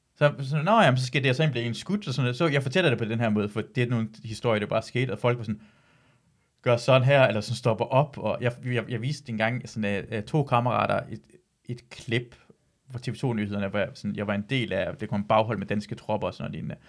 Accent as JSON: {"language": "Danish", "country": "Iran", "moved": "yes", "lives_now": "Denmark", "said": "jeg er iraner"}